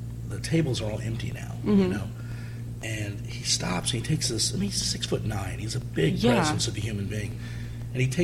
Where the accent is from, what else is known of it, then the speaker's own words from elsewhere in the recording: Indianapolis, Indiana, United States; I grew up in Indianapolis